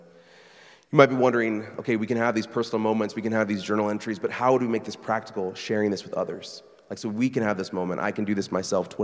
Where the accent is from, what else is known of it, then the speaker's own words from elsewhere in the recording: Burlington, Iowa, United States; moved away as an adult; Burlington, Iowa, my hometown.